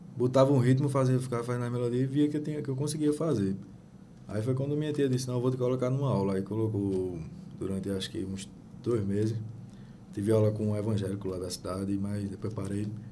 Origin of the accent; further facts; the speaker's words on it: interior of Paraíba, Brazil; moved away as an adult; now in Recife, Brazil; eu sou da Paraíba, né? sou do interior da Paraíba